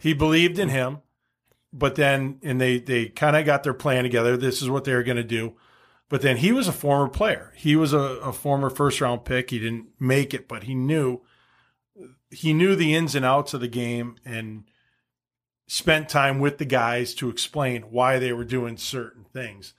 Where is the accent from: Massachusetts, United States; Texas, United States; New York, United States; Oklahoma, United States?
Massachusetts, United States; Wilbraham; moved away; growing up in Massachusetts, high school hockey was huge